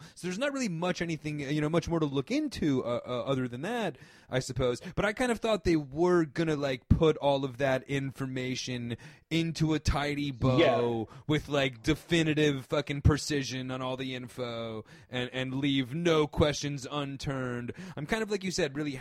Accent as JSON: {"language": "English", "area": "outside New York City", "region": "New Jersey suburbs", "country": "United States", "tie": "born or raised there", "said": "I grew up in the suburbs of Jersey, right outside New York."}